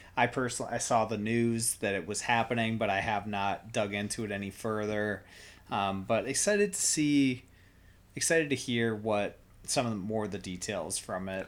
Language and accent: English; Iowa, United States; we grew up in Iowa